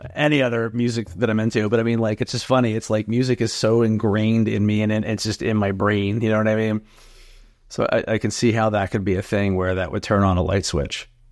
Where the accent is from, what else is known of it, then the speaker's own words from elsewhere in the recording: New Jersey, United States; moved away as an adult; now in North Jersey, United States; I was born and raised in South Jersey, but I've been in North Jersey for a little over twenty years now